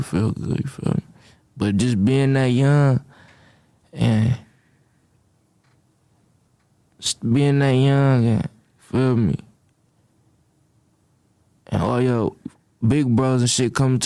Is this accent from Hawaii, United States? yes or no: no; Detroit, Michigan, United States; I'm glad I grew up in Detroit